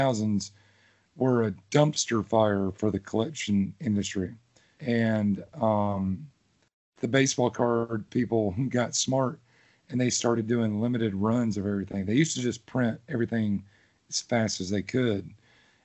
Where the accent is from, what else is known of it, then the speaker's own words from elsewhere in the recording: Loganville, Georgia, United States; the same town I grew up in. Well, okay. The neighboring town